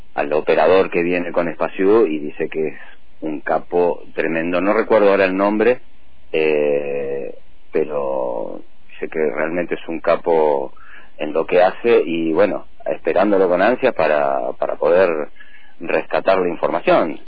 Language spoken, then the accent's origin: Spanish; Bahía Blanca, Buenos Aires Province, Argentina; now in General Roca, Argentina; yo en realidad soy de Bahía Blanca, hace muchos años que estoy acá, vine en el 83, 84 a vivir